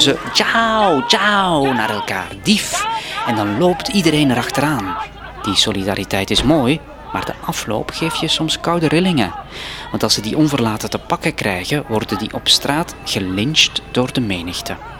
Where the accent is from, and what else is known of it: Flanders, Belgium; moved away as an adult; now in Cambodia